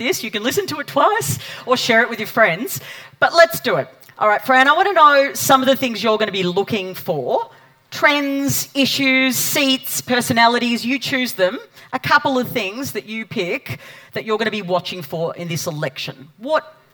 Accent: Victoria, Australia; my home state of Victoria

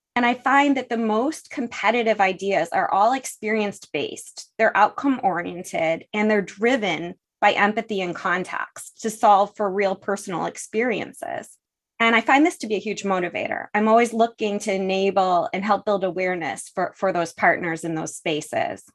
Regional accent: Buffalo, New York, United States; now in San Fernando Valley, United States; I was born in Buffalo, where the beauty of Niagara Falls and the tragedy of the Love Canal sort of come with the package. I grew up on Lake Erie

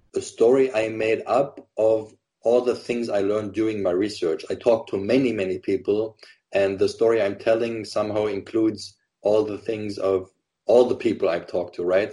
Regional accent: Germany; I grew up in Germany. I was half German, half Lebanese.

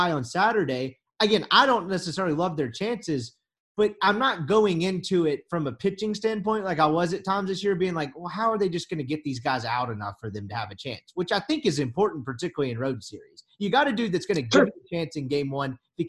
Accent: Mississippi, United States; I'm from Mississippi.

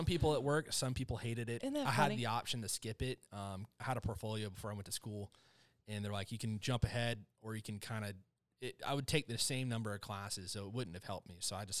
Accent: Miami, Florida, United States; moved away; So I'm from Florida

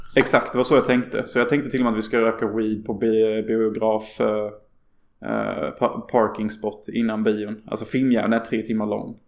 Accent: Sweden; jag skäms ju över att vara svensk.

